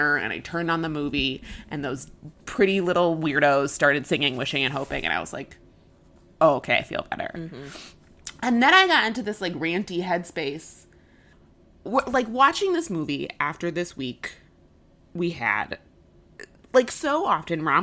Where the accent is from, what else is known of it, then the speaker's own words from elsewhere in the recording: Chicago, Illinois, United States; as a Chicagoan